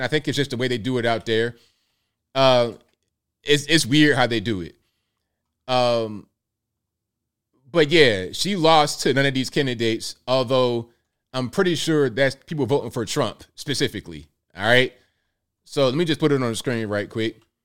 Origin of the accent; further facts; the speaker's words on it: the South, United States; accent: little Southern country; I'm American. When they hear my American uh, little Southern country type of thing going on